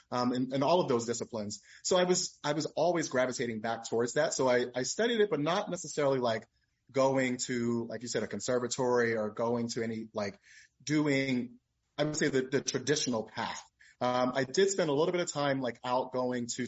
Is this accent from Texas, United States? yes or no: no; Philadelphia, Pennsylvania, United States; moved away as an adult; also born or lived in Atlanta, Georgia; I'm from South Philadelphia originally, not West Philadelphia like Will Smith